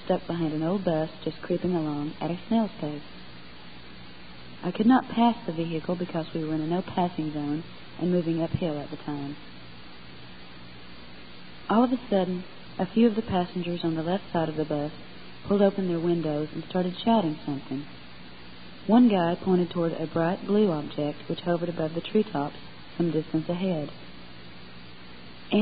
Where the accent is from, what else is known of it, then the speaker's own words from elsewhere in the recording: North Georgia, United States; also born or lived in Knoxville, Tennessee; now in East Tennessee, United States; I was born in Knoxville, Tennessee, and raised with my two brothers and two sisters in North Georgia.